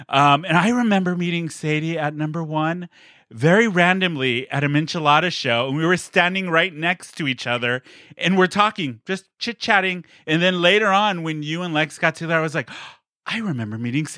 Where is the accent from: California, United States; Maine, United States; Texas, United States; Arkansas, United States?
California, United States; San Diego; born or raised there